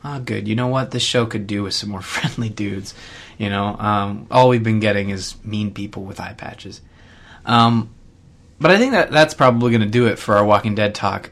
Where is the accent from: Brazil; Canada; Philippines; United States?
Canada; I'm Canadian